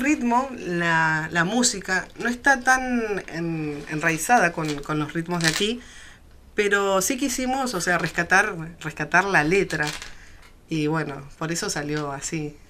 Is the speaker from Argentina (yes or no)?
yes; Neuquén, Argentina; yo soy neuquina hace muchos años, o sea, nací acá y estoy nacida y criada